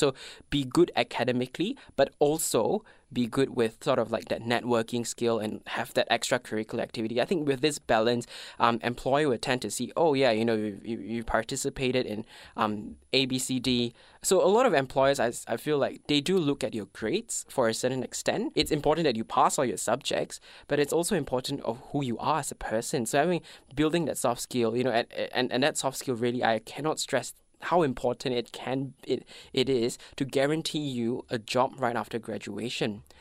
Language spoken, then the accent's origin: English; Malaysia; English is a second language; moved away as an adult; now in Melbourne, Australia; I am from Malaysia. I've been to Melbourne for six years now